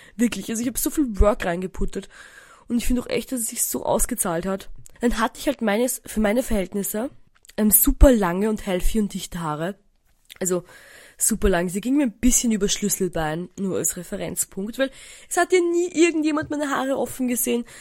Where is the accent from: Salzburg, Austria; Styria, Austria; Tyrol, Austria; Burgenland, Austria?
Burgenland, Austria; Eisenstadt; moved away; in meinem Heimatdorf Eisenstadt